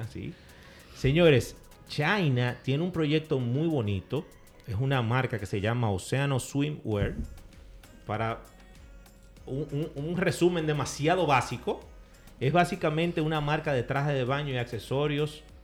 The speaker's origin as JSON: {"language": "Spanish", "country": "Dominican Republic", "said": "como buen dominicano"}